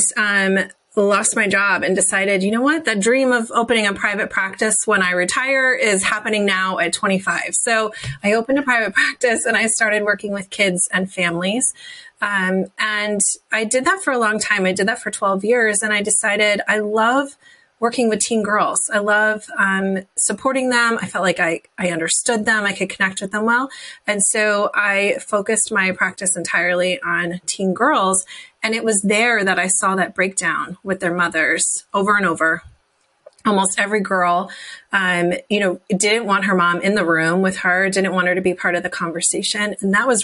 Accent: New Jersey, United States; I grew up in New Jersey in a tiny little farm town

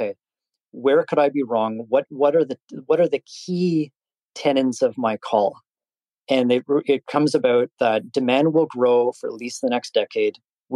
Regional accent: Canada; I'm Canadian

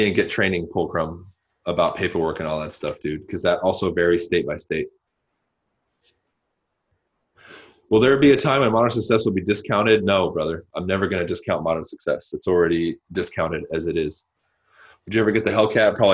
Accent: Southern California, United States; also born or lived in New Mexico; I grew up in SoCal.

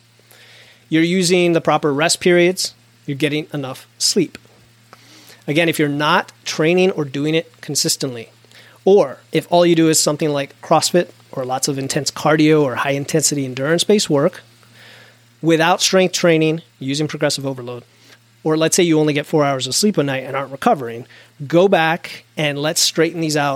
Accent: United States; I'm an American, so that's my frame of reference

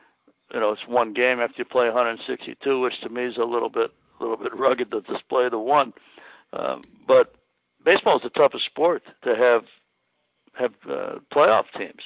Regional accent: Chicago, Illinois, United States; growing up in Chicago

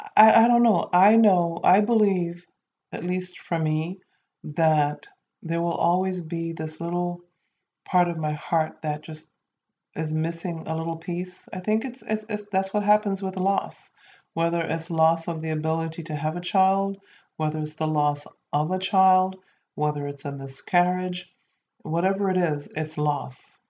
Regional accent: Saint Kitts, St. Kitts & Nevis; my home country, um, St. Kitts and Nevis

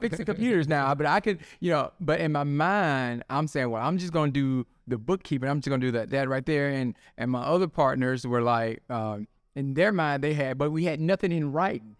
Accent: Tupelo, Mississippi, United States; moved away as an adult; also born or lived in Memphis area, Tennessee; now in Memphis, United States; I am from Tupelo, Mississippi

